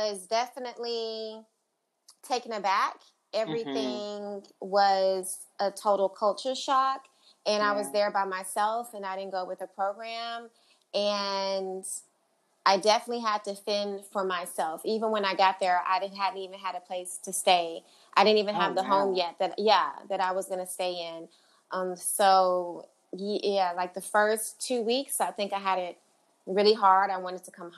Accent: Houston, Texas, United States; also born or lived in Charlotte / New York; I'm a Southern girl. Like, I'm from Houston, and my business is in Houston.

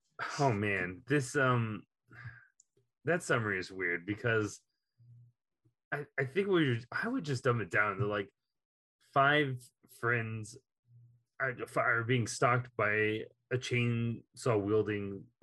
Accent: Texas, United States; your host who loves rewatching movies, and I'm from Texas.

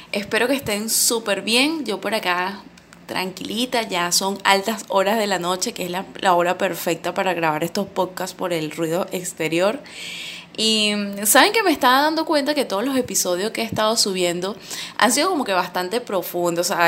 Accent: Venezuela; Yo, por, por ejemplo, estoy viviendo todavía acá en mi país, Venezuela

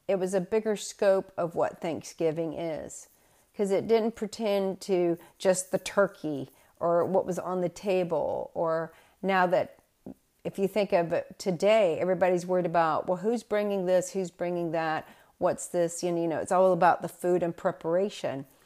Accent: the South, United States; moved away as an adult; also born or lived in New Bedford, Massachusetts; being a Southerner

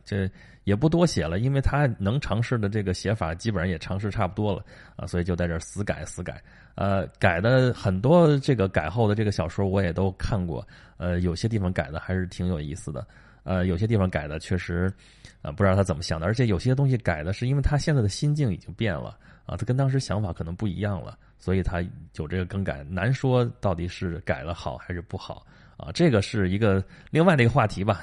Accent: China; 这对我们中国人来说真是大节啊

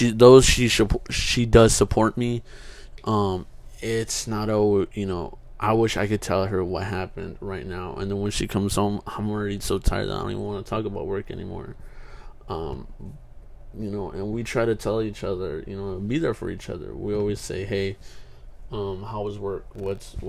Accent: Kingsburg, California, United States; moved away as an adult; Kingsburg, my hometown

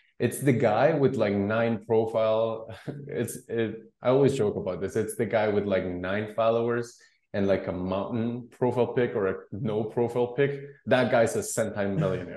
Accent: Guatemala; I was born and raised in Guatemala

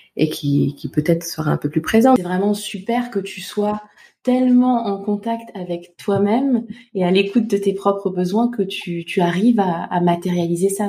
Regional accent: Côte d’Ivoire; now in France; je suis née en Côte d'Ivoire, donc je suis femme noire

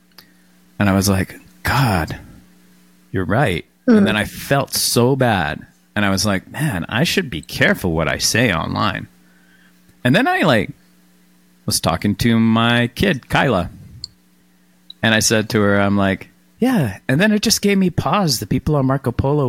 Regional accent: Canada; as a Canadian

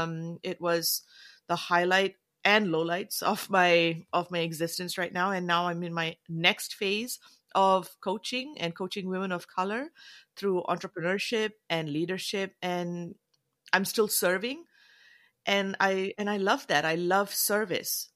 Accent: Malaysia; moved away; also born or lived in Canada / New Zealand; being of South Asian background, but I'm from Malaysia

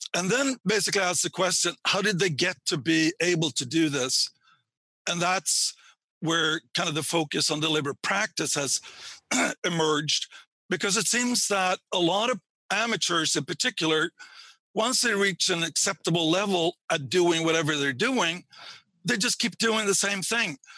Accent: Sweden; moved away; I grew up in Sweden uh, and got my PhD there

